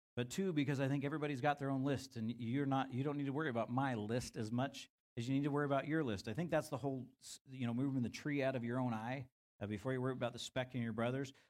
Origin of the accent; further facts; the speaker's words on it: United States; as an American young rebellious man